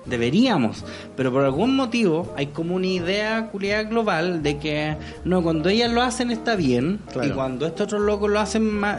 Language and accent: Spanish; Chile; nosotros, como sociedad chilena